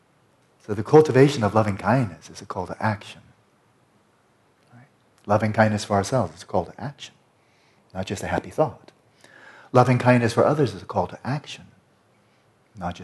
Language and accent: English; United States; I'm speaking as an American